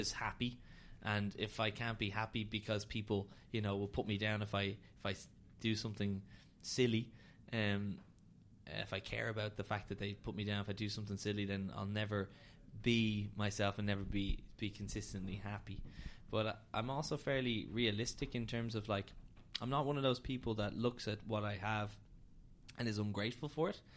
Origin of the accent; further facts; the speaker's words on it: Dublin, Leinster, Ireland; I'm from Dublin. Um, lived in Hoath pretty much my whole life.